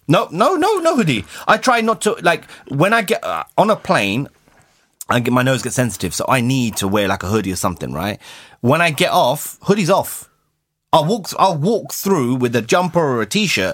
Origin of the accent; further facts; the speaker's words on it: United Kingdom; I'm British